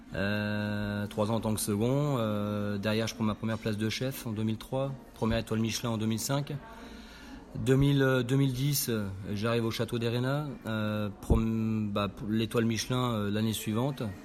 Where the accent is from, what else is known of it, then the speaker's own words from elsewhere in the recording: Nancy, Grand Est, France; now in Dordogne, France; je suis originaire de Lorraine, côté de Nancy